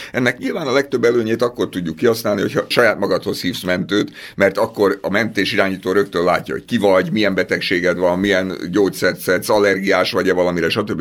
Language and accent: Hungarian; Budapest, Hungary; én a belvárosban laktam, 5. kerület Szent István körúton nőttem föl